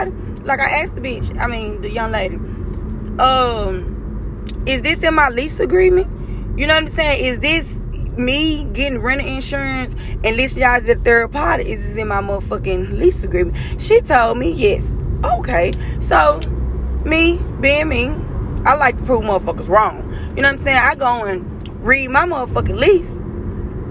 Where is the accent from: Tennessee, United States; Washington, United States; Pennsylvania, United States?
Tennessee, United States; Memphis; moved away; I'm from Memphis